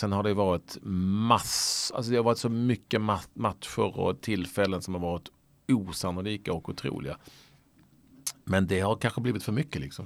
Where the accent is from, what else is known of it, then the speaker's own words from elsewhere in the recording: Malmö, Skåne, Sweden; accent: Scanian; jag är från Lindängen, det är typ samma getto liksom, eller getto, getto, det är samma typ av uppväxtstil. Jag, hade uppväxt, jag är uppväxt med massor med ex-jugoslaver